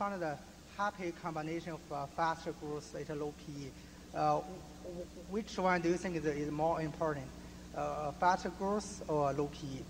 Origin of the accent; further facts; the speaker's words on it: New Mexico, United States; I'm from New Mexico, and I'm a shareholder.